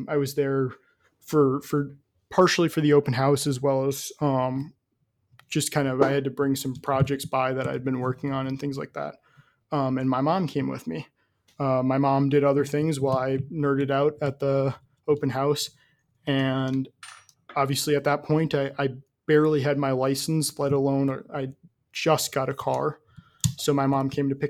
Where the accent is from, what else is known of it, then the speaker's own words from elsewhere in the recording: Midwest, United States; I'm from the Midwest